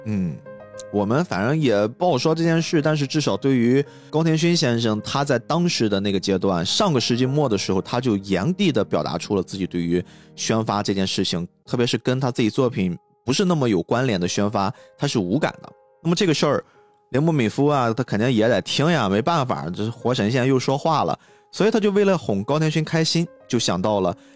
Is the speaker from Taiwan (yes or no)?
no; China; 我们中国人